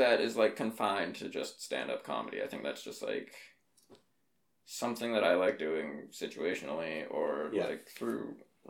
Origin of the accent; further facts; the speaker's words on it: Fort St. John, British Columbia, Canada; I was growing up in Fort St. John